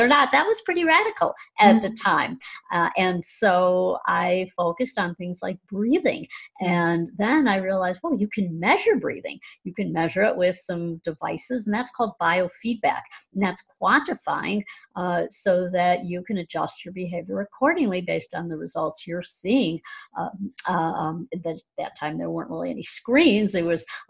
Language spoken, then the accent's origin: English; Chicago, Illinois, United States; I'm from the Chicago area